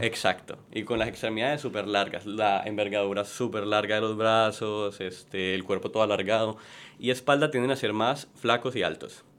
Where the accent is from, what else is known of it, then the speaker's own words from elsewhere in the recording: Cali, Valle del Cauca, Colombia; moved away as an adult; now in Puerto Rico; Yo soy de Cali, Colombia.